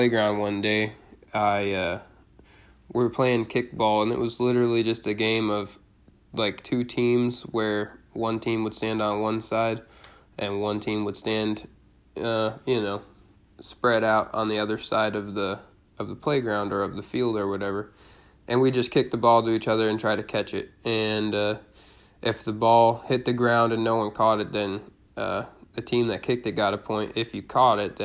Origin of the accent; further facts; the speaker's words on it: Cleveland, Ohio, United States; I was born in Cleveland, Ohio on January 21st, 1996 in Garfield Heights, Ohio